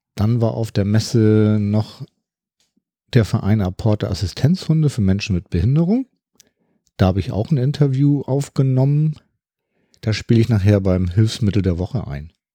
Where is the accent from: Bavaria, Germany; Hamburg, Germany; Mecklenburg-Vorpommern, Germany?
Hamburg, Germany; ich bin ja aus dem Norden von Hamburg